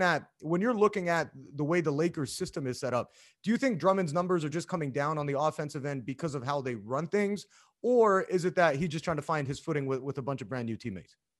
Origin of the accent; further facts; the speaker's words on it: Canada; being a Canadian